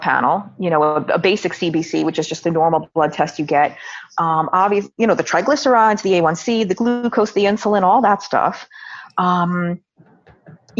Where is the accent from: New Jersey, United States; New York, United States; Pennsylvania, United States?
New York, United States; New York City; I'm born and raised in New York City